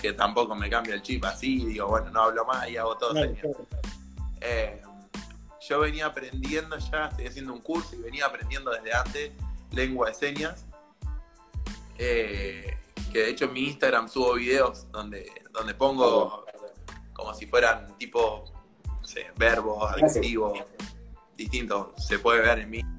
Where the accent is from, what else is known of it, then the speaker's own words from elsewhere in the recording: Argentina; en un país como Argentina, que por ahí estamos limitados en los recursos